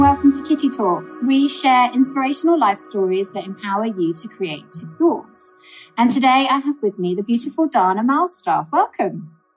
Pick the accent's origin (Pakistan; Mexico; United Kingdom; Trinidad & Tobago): United Kingdom; England; I'm from England